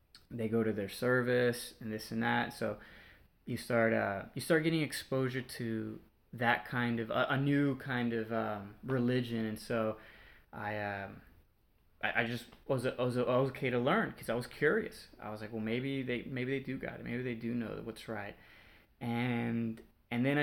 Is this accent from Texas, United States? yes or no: yes; Houston, Texas, United States; born or raised there